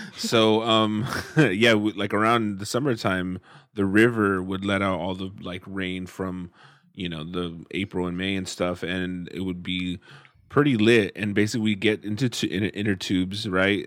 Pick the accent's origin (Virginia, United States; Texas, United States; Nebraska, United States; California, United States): California, United States; Central Valley; growing up in the Central Valley